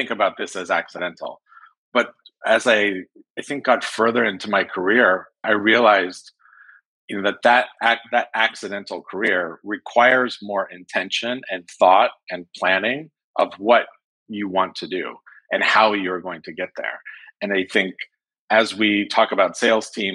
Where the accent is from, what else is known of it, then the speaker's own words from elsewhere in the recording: Lake Tahoe, California, United States; moved away as an adult; also born or lived in San Francisco / Los Angeles; I'm from Northern California. I'm from Lake Tahoe. And I grew up in a family of construction